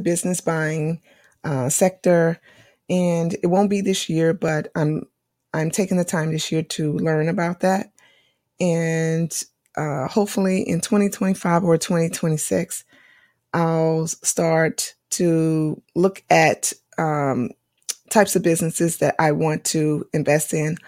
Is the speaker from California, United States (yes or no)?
no; North Carolina, United States; North Carolina because thi-, this is my home state